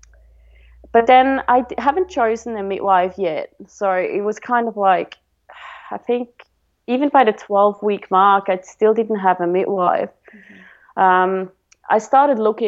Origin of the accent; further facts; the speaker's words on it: Switzerland; now in Victoria, Australia; I'm from Switzerland, so in Switzerland it's very common to go